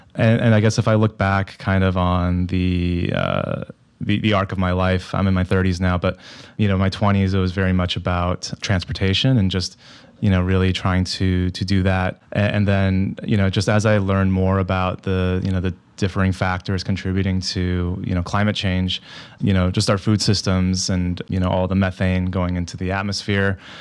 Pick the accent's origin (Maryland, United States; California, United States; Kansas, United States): California, United States; San Diego; I grew up in San Diego